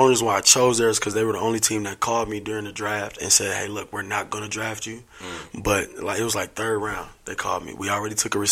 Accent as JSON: {"language": "English", "region": "Indiana", "country": "United States", "tie": "born or raised there", "said": "I'm from Indiana originally. I was born in Indiana"}